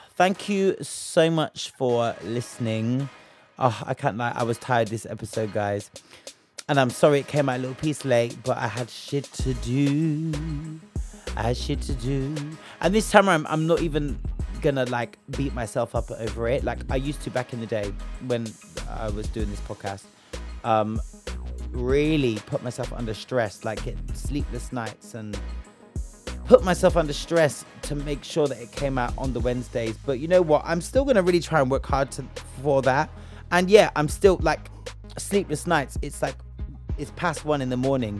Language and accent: English; United Kingdom; we're just from Britain